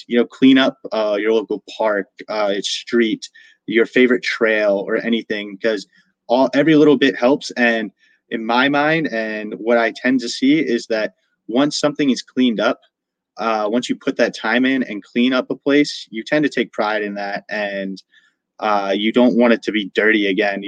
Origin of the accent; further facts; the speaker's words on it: Sykesville, Maryland, United States; my hometown, Sykesville, Maryland.